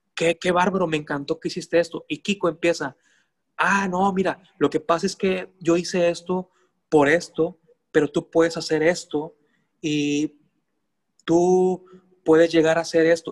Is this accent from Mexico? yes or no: yes; Mexico; mi vida, mi tierra, mi esencia